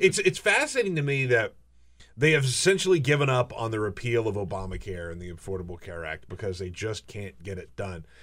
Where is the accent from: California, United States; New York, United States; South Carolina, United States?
South Carolina, United States; moved away; I'm from South Carolina